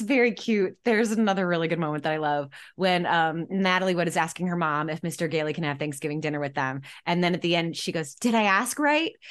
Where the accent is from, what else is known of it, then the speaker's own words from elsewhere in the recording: Michigan, United States; I'm from Michigan